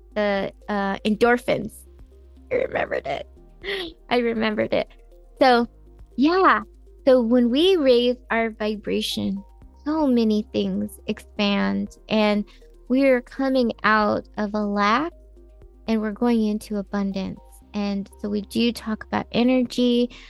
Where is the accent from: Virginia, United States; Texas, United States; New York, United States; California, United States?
California, United States; I am a native Californian, and so are my parents